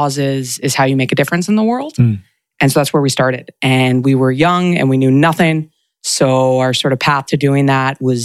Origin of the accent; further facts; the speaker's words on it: New York, United States; moved away; also born or lived in Durham, North Carolina / Washington, D.C.; I am from New York originally.